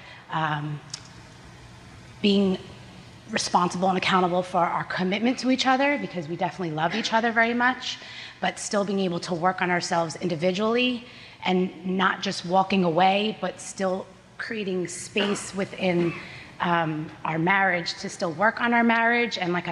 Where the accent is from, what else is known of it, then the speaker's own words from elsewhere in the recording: New Jersey, United States; also born or lived in California; I was born in California. And then within 2 years, my mom moved back to New Jersey, and it was just me and her for years